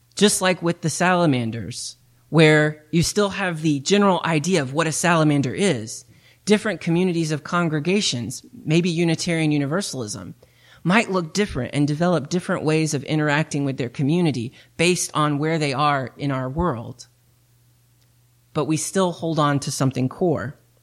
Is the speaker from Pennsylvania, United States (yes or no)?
no; East Tennessee, United States; moved away; I come from East Tennessee